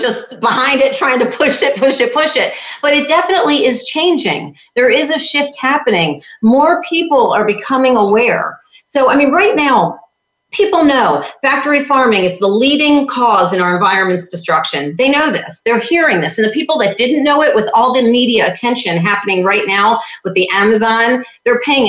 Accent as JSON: {"language": "English", "region": "New York", "country": "United States", "moved": "yes", "lives_now": "Florida, United States", "said": "I'm from New York."}